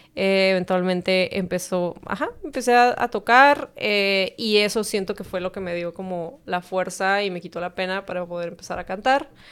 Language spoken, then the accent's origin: Spanish; Tijuana, Baja California, Mexico; also born or lived in San Diego, California, United States; crecí toda la vida aquí